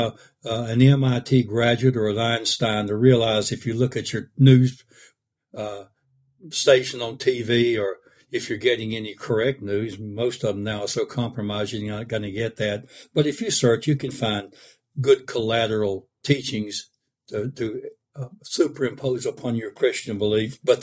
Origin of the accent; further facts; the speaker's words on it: the South, United States; I'm kind of from the South